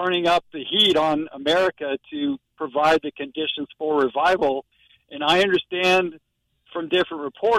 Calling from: St. Augustine, Florida, United States; St. Augustine.

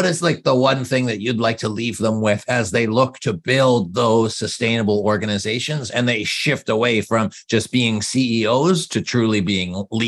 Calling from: Canada; And I'm calling from Canada.

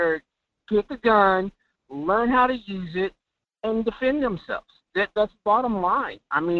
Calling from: Fairbanks, Alaska, United States; from Fairbanks.

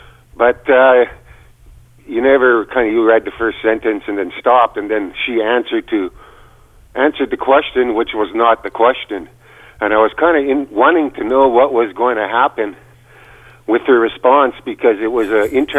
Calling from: British Columbia, Canada; I'm calling from British Columbia.

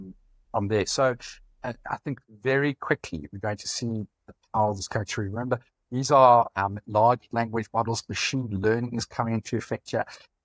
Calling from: South Africa; I'm calling from South Africa.

